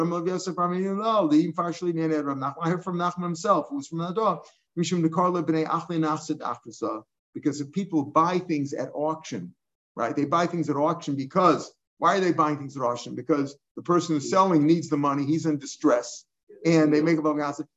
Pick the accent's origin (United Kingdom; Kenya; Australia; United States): United States; Missouri; I'm from Missouri